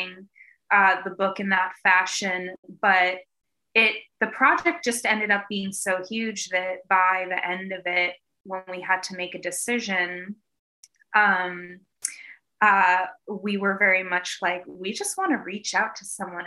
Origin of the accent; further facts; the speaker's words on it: Eastern Massachusetts, United States; I'm originally from Eastern Mass